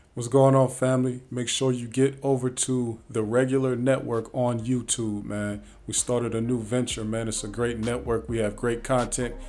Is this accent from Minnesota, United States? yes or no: no; Ohio, United States; moved away as an adult; also born or lived in Pennsylvania; now in Atlanta, United States; I live in Atlanta now, but I grew up in Ohio, but I was back and forth from PA to Ohio like my whole life.